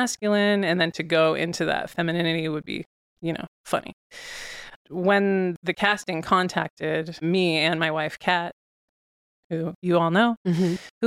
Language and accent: English; San Carlos, California, United States; I grew up in the Bay Area.